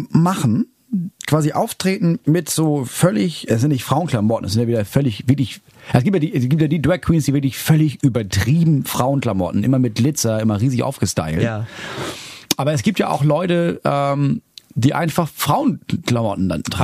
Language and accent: German; Schleswig-Holstein, Germany; ich komme aus Schleswig-Holstein